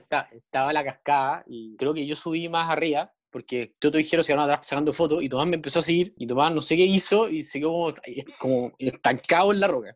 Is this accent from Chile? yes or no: yes; Chile; como cualquier chileno